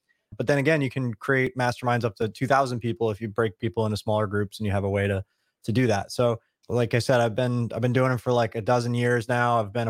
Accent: New York, United States; We're both from Long Island.

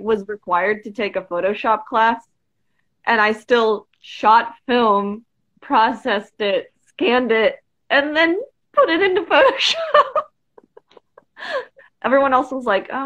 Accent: Dayton, Ohio, United States; moved away as an adult; now in Columbus, United States; from Dayton, which is just like an hour west of here

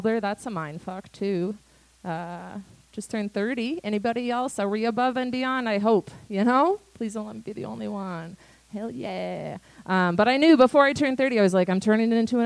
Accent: United States; now in Canada; I am from a very typical white American suburban shitty family

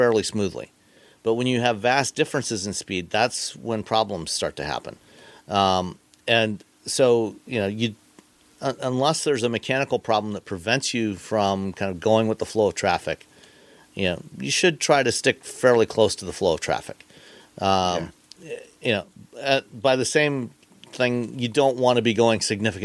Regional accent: Ontario, Canada; now in Michigan, United States; I grew up in Ontario, Canada

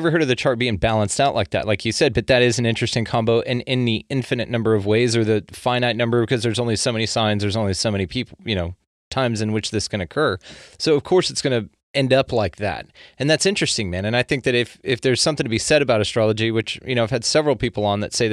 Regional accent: the South, United States; I'm from the South

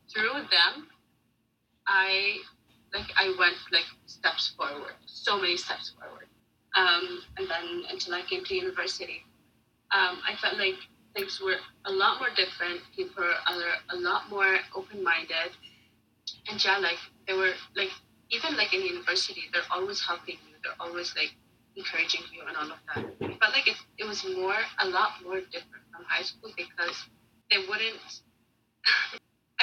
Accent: Syria; also born or lived in Jordan / Egypt; now in Canada; I grew up in Syria

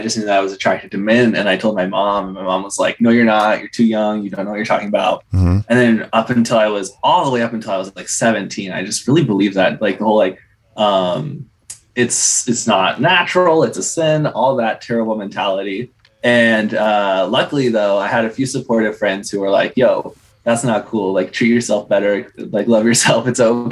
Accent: California, United States; I am 21 and I was born and raised in California

